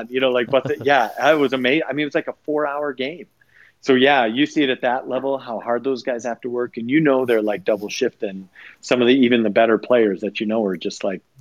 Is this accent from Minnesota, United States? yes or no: yes; Rochester, Minnesota, United States; moved away; I grew up just outside of Rochester